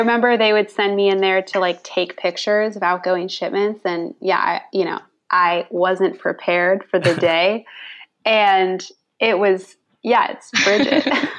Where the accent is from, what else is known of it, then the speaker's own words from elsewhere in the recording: California, United States; I'm from California